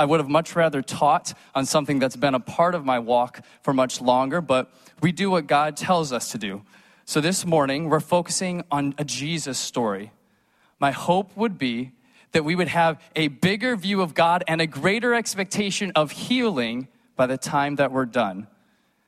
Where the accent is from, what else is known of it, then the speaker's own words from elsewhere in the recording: Chicago suburbs, Illinois, United States; moved away; I grew up in the Chicago suburbs.